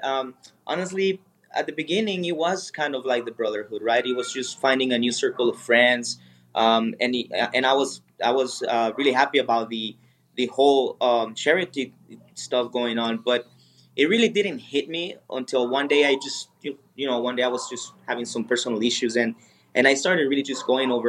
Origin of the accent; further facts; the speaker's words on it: Sonora, Mexico; now in Jalisco, Mexico; I'm originally from Sonora, which is a northern state here from Mexico